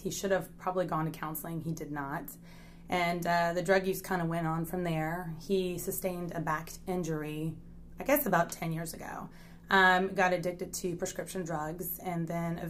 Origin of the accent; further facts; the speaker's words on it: Richmond, Virginia, United States; moved away as an adult; now in Midlothian, United States; I'm originally from Richmond, Virginia.